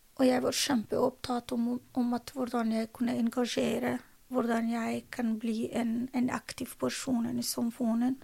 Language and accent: Norwegian; Afghanistan; Norwegian is a second language; moved away as an adult; also born or lived in Drammen, Norway; now in Norway; Jeg mistet mitt hjemland